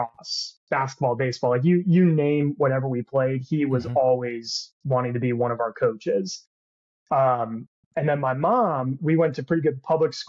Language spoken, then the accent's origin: English; Windermere, Florida, United States; I grew up in Windermere, Florida, right outside of Orlando